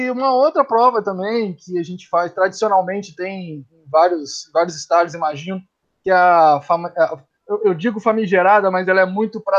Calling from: Serra, Espírito Santo, Brazil; falo de Serra, Espírito Santo.

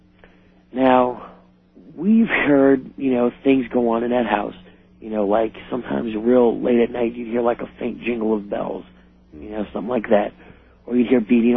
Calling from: New Orleans, Louisiana, United States; I am calling from New Orleans

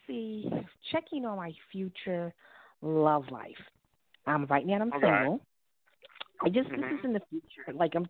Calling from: New York, United States; I'm calling from New York.

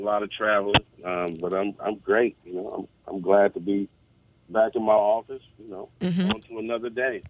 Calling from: Oakland, California, United States; We're in California. I'm in the Bay Area, Oakland, California.

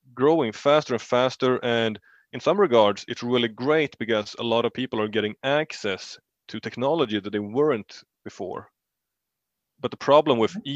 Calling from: Uppsala, Uppsala County, Sweden; I'm call- calling from Uppsala, uh, from Sweden.

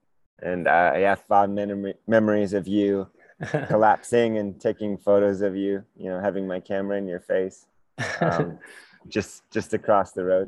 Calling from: Manitou Springs, Colorado, United States; I am here in right in downtown Manitou Springs

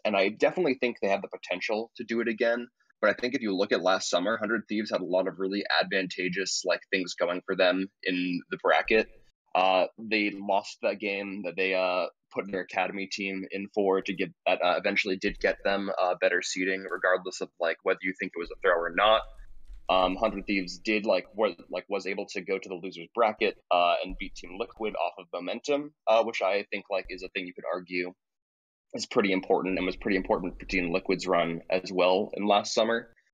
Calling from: upstate New York, United States; also born or lived in Boston; I'm calling from upstate New York.

